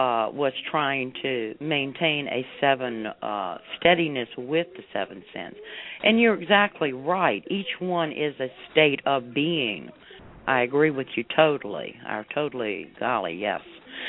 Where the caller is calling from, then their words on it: Tarpon Springs, Florida, United States; calling you from Tarpon Springs, Florida.